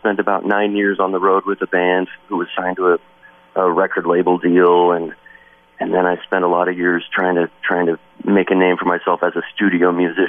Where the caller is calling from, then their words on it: Wisconsin, United States; I mean, I'm calling you from Wisconsin right now